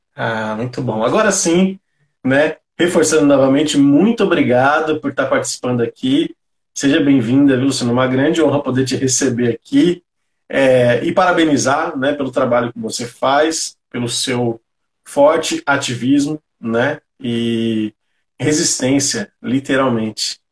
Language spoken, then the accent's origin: Portuguese; São Paulo, Brazil; Eu também sou, né, da periferia de São Paulo, aqui do Grajaú.